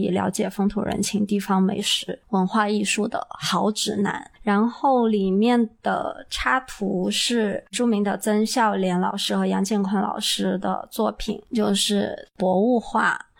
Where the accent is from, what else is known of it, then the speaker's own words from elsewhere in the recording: Yunnan, China; 我们云南人